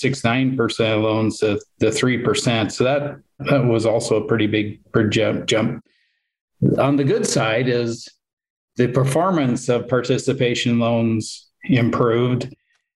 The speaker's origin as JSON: {"language": "English", "region": "Montana", "country": "United States", "tie": "born or raised there", "said": "I would start out as an examiner out here in Montana and quickly had to deal with a couple of failures of small institutions around my hometown"}